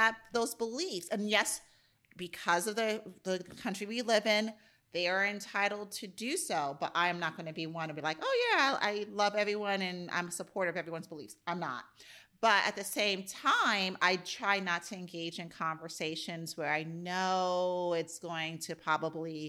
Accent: United States; I love being an American

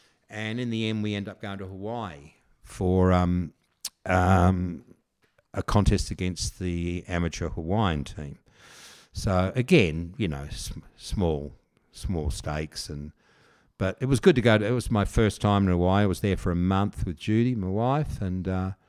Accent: South Australia, Australia; moved away as an adult; also born or lived in England / Perth, Western Australia; now in Yallingup, Australia; I grew up in South Australia

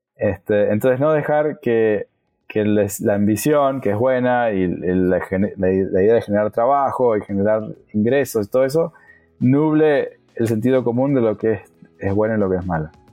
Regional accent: Argentina; Soy de Argentina

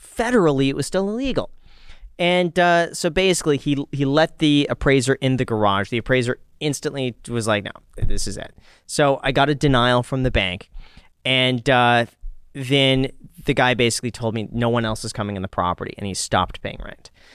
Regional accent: Los Angeles, California, United States; when I grew up in Los Angeles

